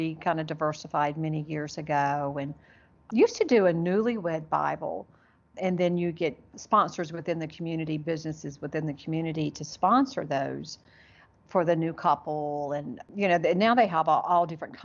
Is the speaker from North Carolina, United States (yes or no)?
yes; Charlotte, North Carolina, United States; also born or lived in Gastonia, North Carolina; I was born in Charlotte and grew up in Charlotte in Gastonia, which is right outside of Charlotte. So I'm a Carolina girl